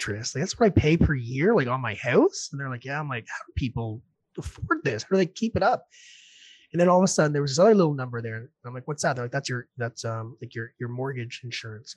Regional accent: New Brunswick, Canada; moved away as an adult; also born or lived in Red Deer, Alberta; now in Ontario, Canada; I'm from New Brunswick, going to buy a house here in Ontario

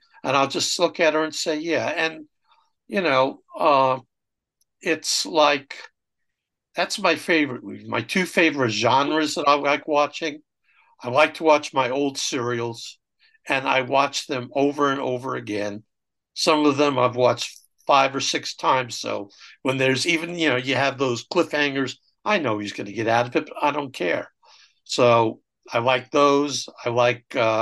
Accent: North Massapequa, New York, United States; Growing up on Long Island, we didn't have a neighborhood movie theater until the North Massapequa Theater opened up about a mile from my home

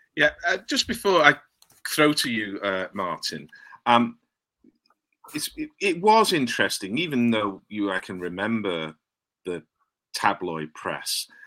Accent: England, United Kingdom; two English blokes

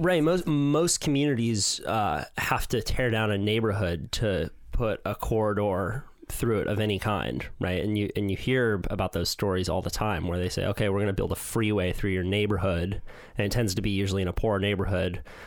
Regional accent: Santa Cruz, California, United States; This is my hometown

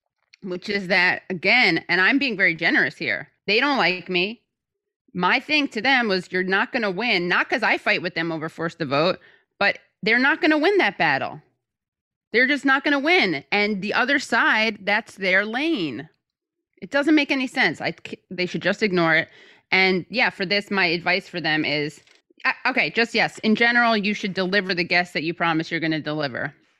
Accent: New York City, New York, United States; As a New Yorker, I detest Andrew Cuomo.

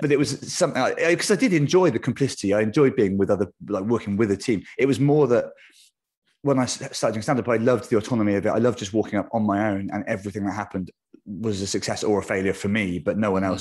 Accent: United Kingdom; for a British person

